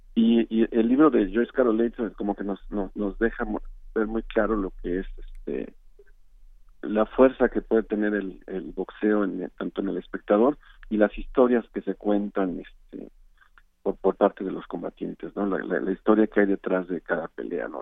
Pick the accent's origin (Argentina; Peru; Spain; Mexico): Mexico